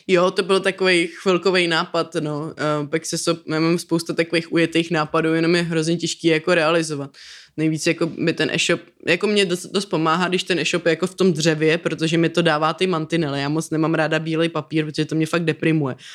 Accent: Prague, Czechia; já jsem Pražák

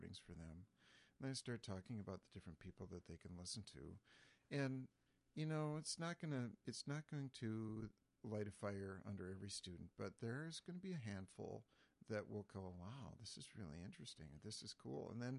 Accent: Jackson, Minnesota, United States; I grew up in Jackson, Minnesota

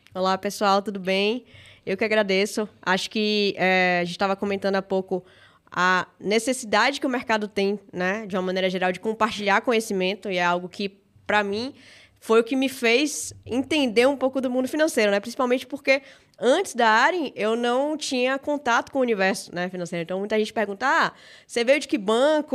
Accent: Salvador, Bahia, Brazil; Sou natural de Salvador, Bahia. Acho que meu sotaque entrega

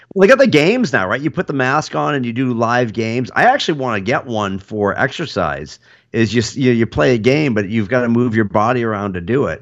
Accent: United States; as an American

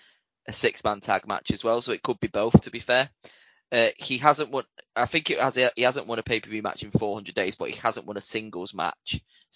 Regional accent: Winnipeg, Manitoba, Canada; I'm from Winnipeg, you idiot.

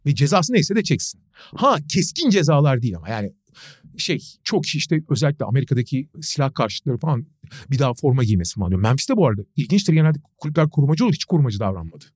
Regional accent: Turkey

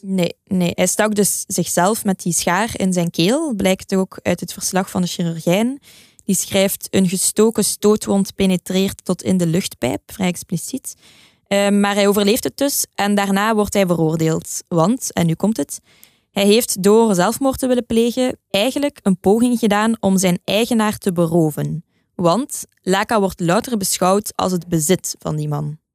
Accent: Belgium; als Belg sprekende

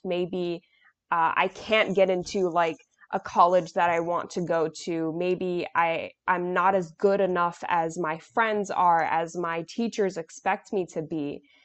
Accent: New York, United States; I'm from New York

